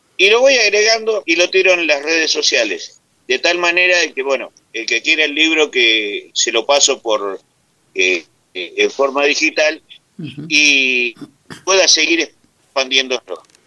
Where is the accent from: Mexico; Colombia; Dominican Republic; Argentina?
Argentina; soy vasco nacido en Argentina